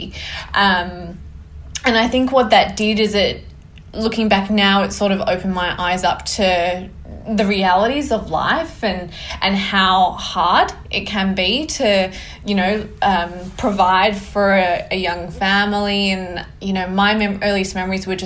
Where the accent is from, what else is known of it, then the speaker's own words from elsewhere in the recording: New South Wales Central Coast, Australia; I grew up on the New South Wales Central Coast, so it's halfway between Sydney and Newcastle